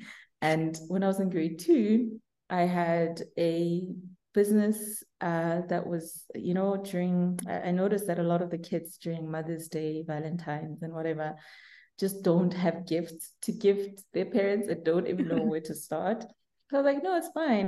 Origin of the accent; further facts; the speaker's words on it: Burgersfort, Limpopo, South Africa; So I grew up in a little town called Burgersfort.